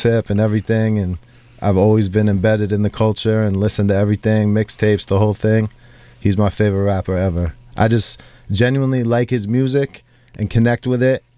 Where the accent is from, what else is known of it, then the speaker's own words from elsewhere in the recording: New York, United States; I'm from New York